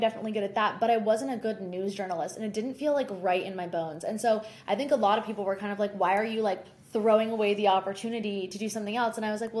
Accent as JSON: {"language": "English", "area": "Jersey Shore", "region": "New Jersey", "country": "United States", "also_born_or_lived": "Michigan", "moved": "as an adult", "lives_now": "New York City, United States", "said": "I am originally from the Jersey Shore, and I moved to New York City after graduating from the University of Michigan to go to Columbia Journalism School to get my master's."}